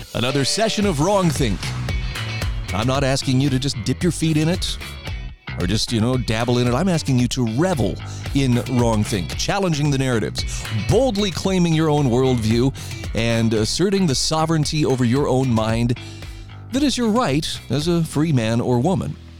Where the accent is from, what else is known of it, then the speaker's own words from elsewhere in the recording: Idaho, United States; In my home state of Idaho